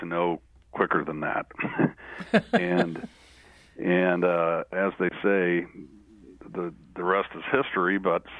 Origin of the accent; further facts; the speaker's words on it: St. Louis, Missouri, United States; I am from St. Louis, St. Louis native